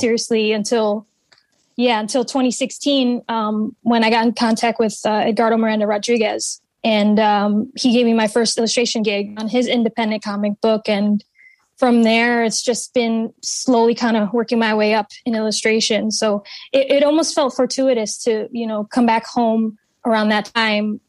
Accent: New England, United States; also born or lived in Central Florida; I've been uh, born and raised in New England. I'm a true blue Yankee

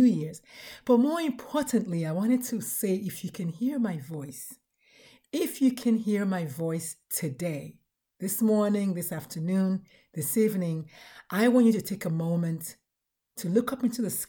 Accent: Nigeria; I'm Nigerian

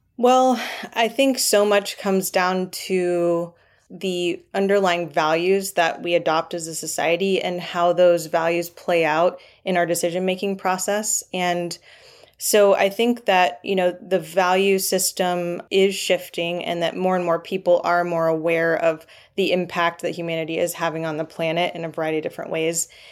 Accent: Triangle region of North Carolina, United States; I grew up in the Triangle region of North Carolina

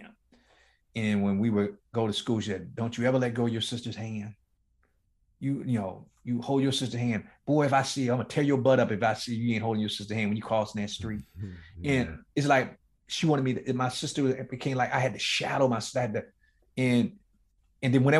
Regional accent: Miami, Florida, United States; me growing up in one of the toughest, inner city ghettos in Miami, Florida, in a place called Liberty City

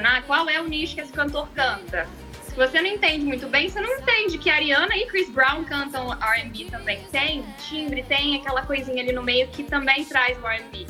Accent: Brazil; Eu nasci no Brasil

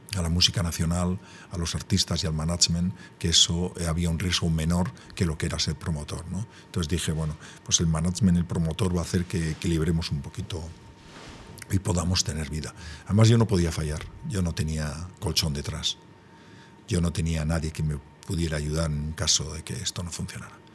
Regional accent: Gipuzkoa, Basque Country, Spain; muy guipuzcoano

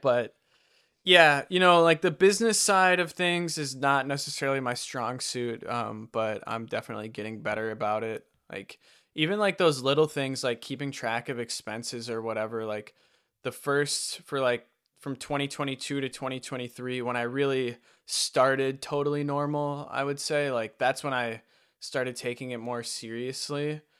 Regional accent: Wisconsin, United States; moved away as an adult; also born or lived in Utah; that's why I moved back to Wisconsin from Utah and back in with my parents

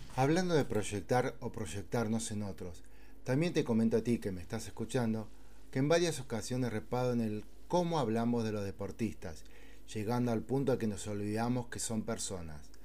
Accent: Argentina; aquí, en mi tierra, Argentina

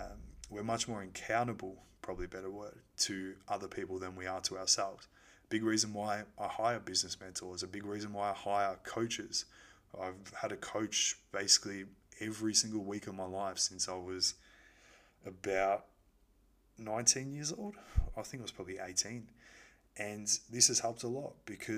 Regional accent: Melbourne, Victoria, Australia; moved away; I was born in Melbourne

